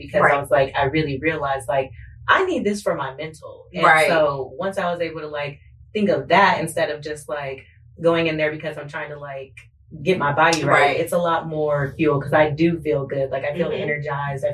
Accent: Las Vegas, Nevada, United States; also born or lived in San Diego; I was born in San Diego, but I was raised in Las Vegas, Nevada

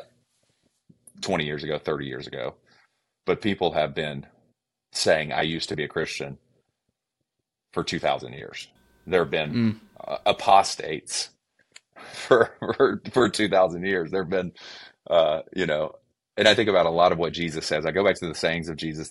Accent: Georgia, United States; accent: Southern; now in Cincinnati, United States; if I use my Southern accent, don't get offended because I'm actually from Georgia

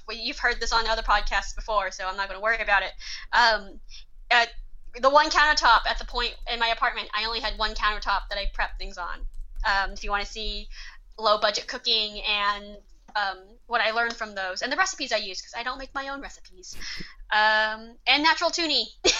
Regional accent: Nanning, Guangxi, China; born there; I was born in Nanning, China in the 90s. I was found in a box near a river.

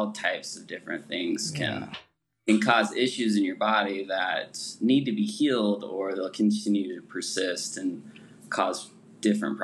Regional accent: Utah, United States; also born or lived in Salt Lake City; I'm from, born and raised in Utah

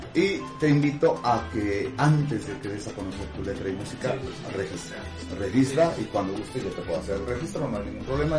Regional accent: Huamantla, Tlaxcala, Mexico; yo soy nativo, nacido aquí en Guamantla

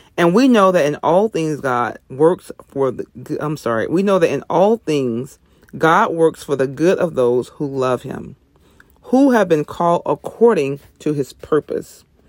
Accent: the South, United States; I'm from the South

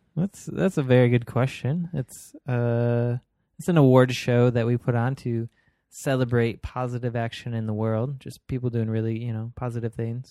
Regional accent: Detroit, Michigan, United States; moved away; my hometown in Detroit, Michigan.

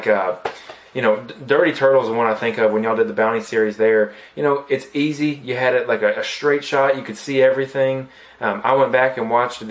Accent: Southeast, United States; growing up in the Southeast, I've been in the off-road community for many years now

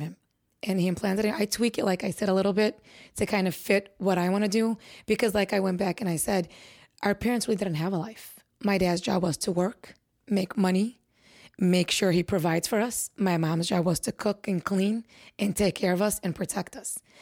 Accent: Chicago, Illinois, United States; I was born and raised in Chicago, Illinois.

